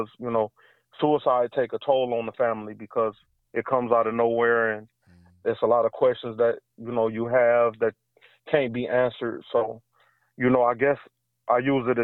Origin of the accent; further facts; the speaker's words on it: Flint, Michigan, United States; moved away as an adult; also born or lived in Detroit, Michigan; now in Atlanta, United States; Flint, Michigan. Flint and Detroit. I'm all Michigan. I was born and raised in Michigan. I've been in Atlanta, Georgia for like 4 years now